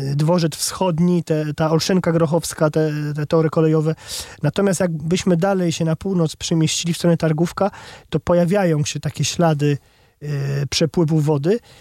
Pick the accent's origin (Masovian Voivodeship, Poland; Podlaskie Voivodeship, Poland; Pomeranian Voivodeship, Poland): Masovian Voivodeship, Poland; u nas na Mazowszu